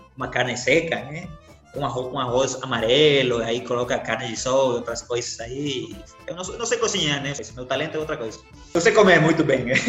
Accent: Santa Cruz de la Sierra, Santa Cruz, Bolivia; Portuguese is a second language; moved away; minha terra, terra muito linda, terra muito bonita, muito quente também

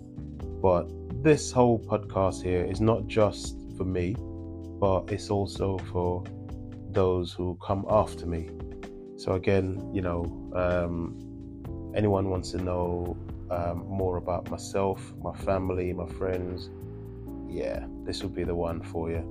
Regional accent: Jamaica; moved away as an adult; now in England, United Kingdom; I am what I would like to call a country boy. So I was born in Jamaica, came to England when I was 17

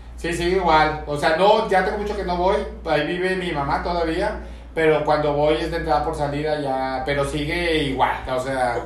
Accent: Mexico City, Mexico; soy muy chilango

